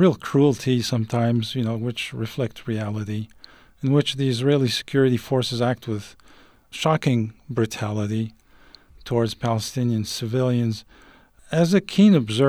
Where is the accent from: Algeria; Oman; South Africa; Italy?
Algeria; moved away; I grew up in Algeria